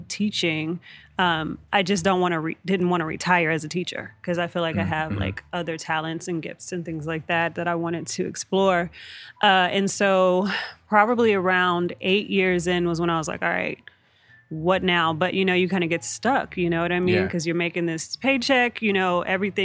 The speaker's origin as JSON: {"language": "English", "region": "Texas", "country": "United States", "moved": "as an adult", "lives_now": "California, United States", "said": "I'm from Texas. I recently relocated out here to California"}